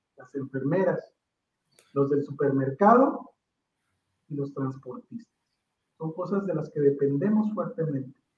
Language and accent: Spanish; Mexico; como mexicano